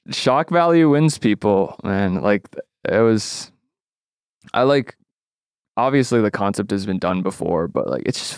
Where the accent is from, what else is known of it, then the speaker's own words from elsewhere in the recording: Canada; I'm Canadian